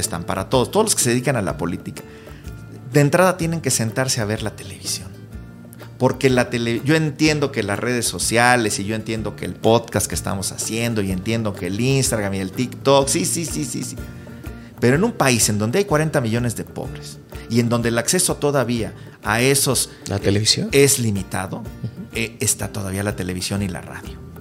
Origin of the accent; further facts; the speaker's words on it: Cuernavaca, Morelos, Mexico; now in Mexico City, Mexico; en Cuernavaca, de donde yo nací